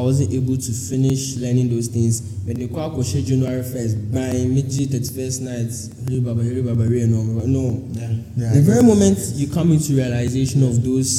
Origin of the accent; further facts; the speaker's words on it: Ghana; as a Ghanaian